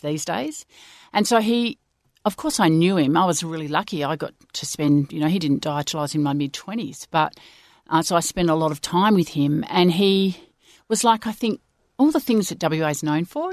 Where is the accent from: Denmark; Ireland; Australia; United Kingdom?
Australia; Swan Valley, Western Australia; we grew up in the Swan Valley